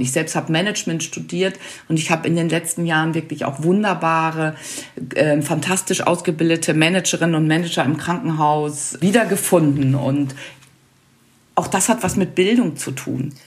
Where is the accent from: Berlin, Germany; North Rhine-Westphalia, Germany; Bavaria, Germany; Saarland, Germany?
North Rhine-Westphalia, Germany; Ich komme ja aus Nordrhein-Westfalen